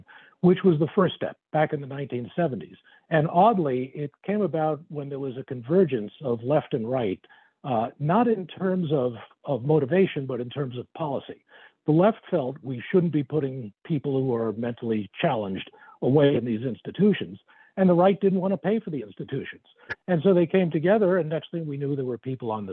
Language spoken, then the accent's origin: English; New York City, New York, United States; born or raised there